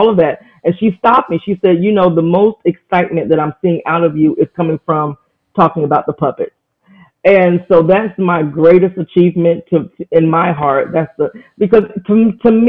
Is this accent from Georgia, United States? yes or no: yes; Atlanta, Georgia, United States; I'm from Atlanta, Georgia